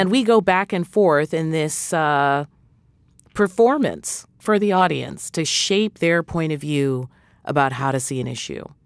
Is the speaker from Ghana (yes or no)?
no; New England, United States; I'm from New England